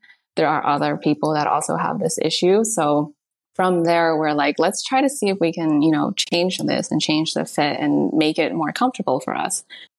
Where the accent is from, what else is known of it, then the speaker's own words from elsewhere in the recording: United States; growing up in America